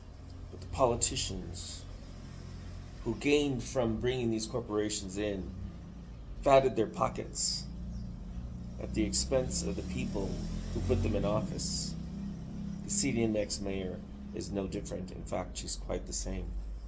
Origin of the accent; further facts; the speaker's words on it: Mexico; now in United States; What to do about it as a dual citizen Mexican who cares about Mexico? Because when I grew up in Mexico, when I was very young, when I used to come here from the States, I saw Mexico change over the last 40 years